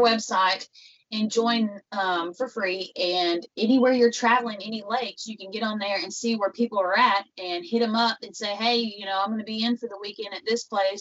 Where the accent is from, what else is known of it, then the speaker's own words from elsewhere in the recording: Western Kentucky, United States; where I'm from is from Western Kentucky. It's um, about a little town called Catawba